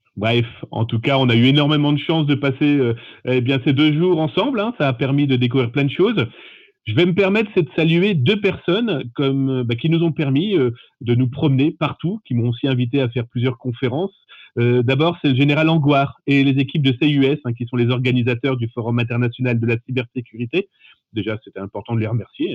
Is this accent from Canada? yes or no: no; France; chez nous, en France, on a vraiment cette fibre aussi humaine